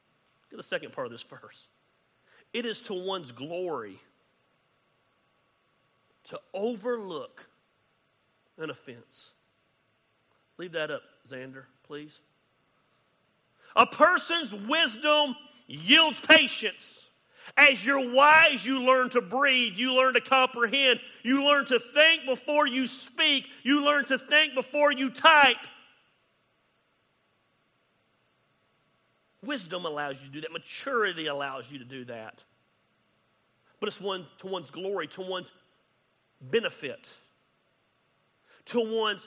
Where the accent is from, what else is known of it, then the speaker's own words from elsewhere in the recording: United States; I'm proud to be an American. I love being American.